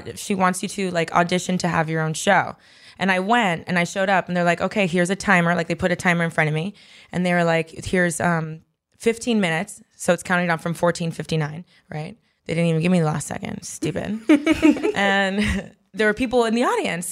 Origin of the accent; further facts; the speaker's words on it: Miami, Florida, United States; moved away; I grew up in Miami